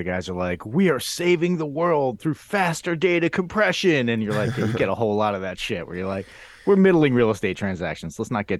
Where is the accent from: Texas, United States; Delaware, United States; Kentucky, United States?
Delaware, United States; now in Bay Area, United States; we grew up in Delaware